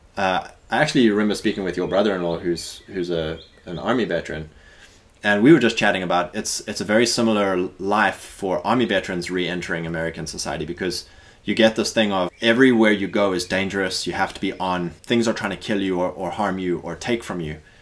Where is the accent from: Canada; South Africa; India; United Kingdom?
South Africa; moved away as an adult; now in United States; growing up in South Africa